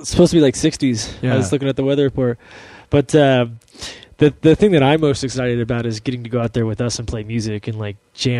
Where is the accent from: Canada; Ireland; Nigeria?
Ireland; Well, I'm Irish, so whiskey just makes me like, yeah